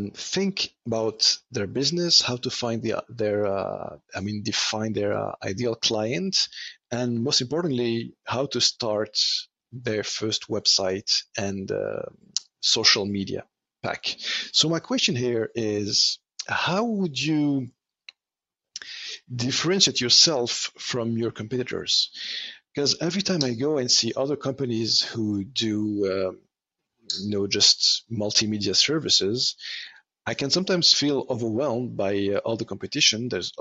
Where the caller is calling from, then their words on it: Montreal, Quebec, Canada; I am calling you from Montreal